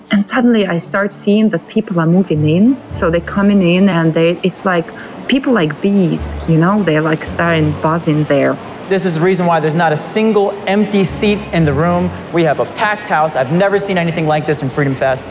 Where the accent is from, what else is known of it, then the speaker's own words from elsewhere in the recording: Russia; English is a second language; I'm visiting from Russia